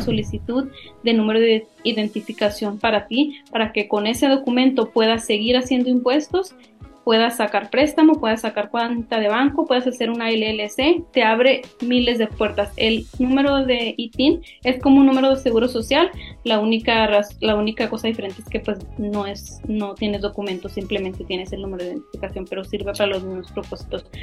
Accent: Mexico; now in San Antonio, United States; soy mexicana, tengo varios tiempos viviendo aquí en la ciudad de San Antonio

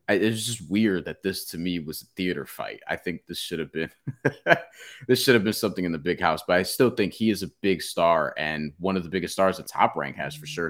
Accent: New York, United States; as a New Yorker

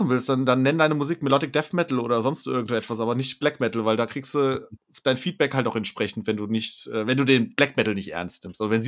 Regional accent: Alsfeld, Hesse, Germany; Es ist meine Heimatstadt.

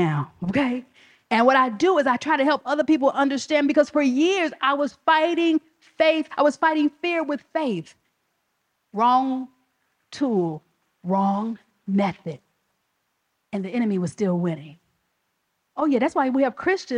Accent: Chicago, Illinois, United States; I'm from the South Side of Chicago

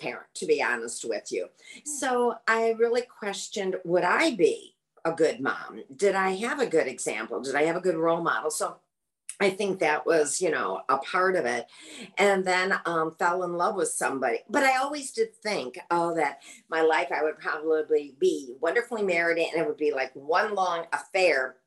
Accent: Michigan, United States; also born or lived in New York City, United States; now in Sarasota, United States; I'm originally from Michigan

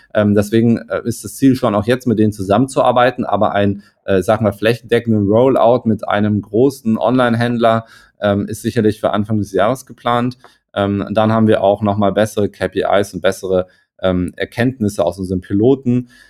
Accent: Hamburg, Germany; komme ich aus Hamburg

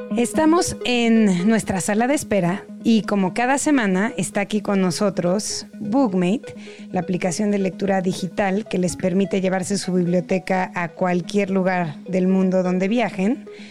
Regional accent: Mexico; como mexicanos

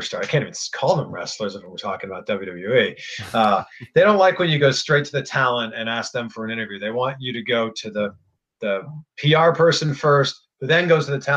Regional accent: Toronto, Ontario, Canada; also born or lived in Cleveland; now in Florida, United States; I am Canadian. I am from Toronto. I lived in Cleveland before moving to Florida

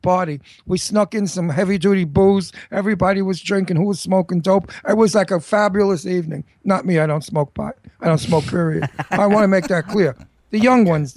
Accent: New York, United States; I'm a New Yorker, so I know it backwards. Like my father said, I know every attic and every cellar in New York. That's my hometown

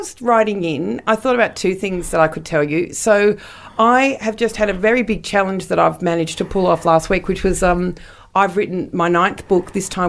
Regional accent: England, United Kingdom; We're English, so of course it's going to be hardback.

